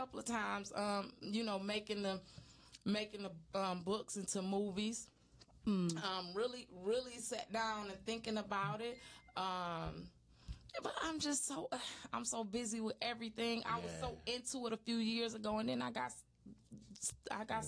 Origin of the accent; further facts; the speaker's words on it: Detroit, Michigan, United States; I grew up on Linwood in Monterey